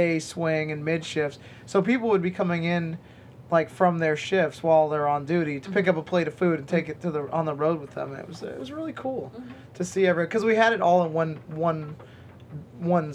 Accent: California, United States; moved away as an adult; growing up in California

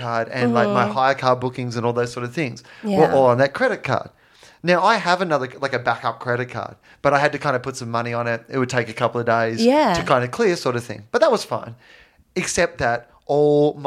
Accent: Australia; I'm from Australia

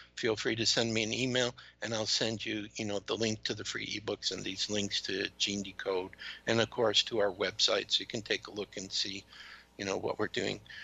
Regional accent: United States; also born or lived in Georgia; being an American

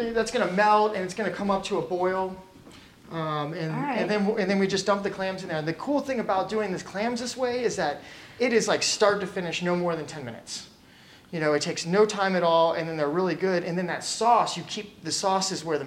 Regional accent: Virginia, United States; moved away as an adult; now in Portland, United States; we're from the South.

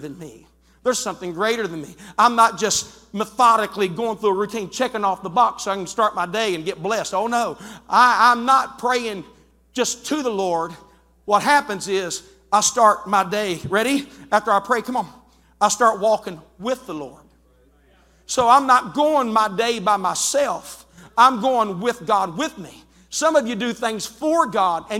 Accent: West Virginia, United States; I'm from West Virginia

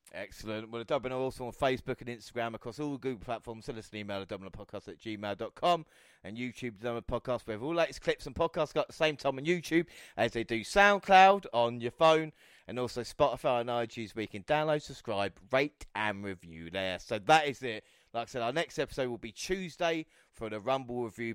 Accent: United Kingdom; As a British fan

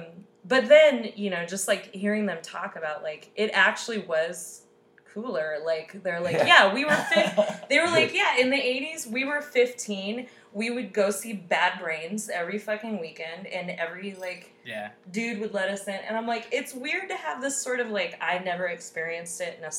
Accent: Cheyenne, Wyoming, United States; moved away as an adult; also born or lived in Portland; now in New York, United States; I grew up in Wyoming where, like, nothing has changed, basically.

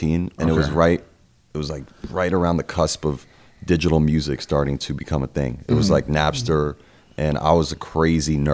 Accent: Los Angeles, California, United States; I grew up in the Valley in Encino.

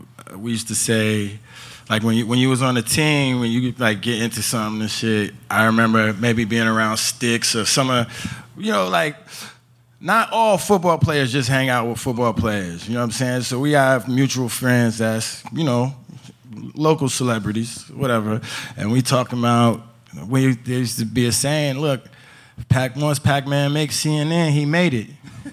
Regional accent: New York, United States; So, like, growing up in Rockland County, like, when I was in foster care, they lived in the neighborhood that we grew up in.

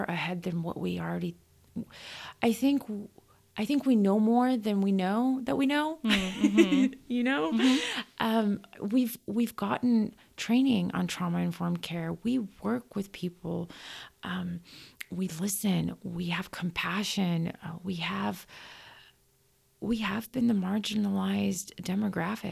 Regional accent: United States; I grew up in the United States. I got my education here. And when I say education, I mean like elementary school, middle school, and high school

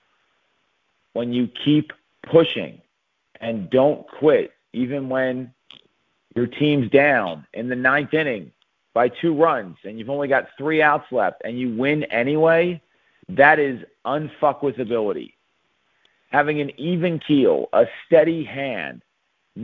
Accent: Philadelphia, Pennsylvania, United States; my hometown, Philadelphia

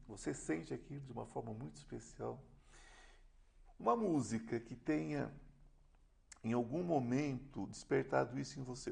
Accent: São Paulo, Brazil; eu sou nascido aqui

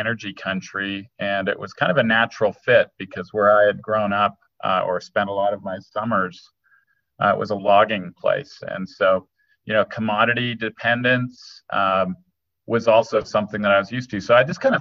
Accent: central Ontario, Canada; now in Wyoming, United States; So I grew up in a town in central Ontario up in Canada

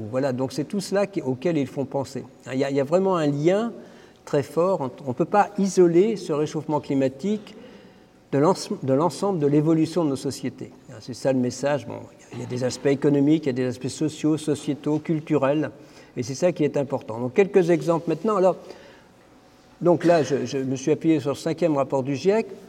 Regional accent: Brittany, France; now in Paris, France; comme on est breton

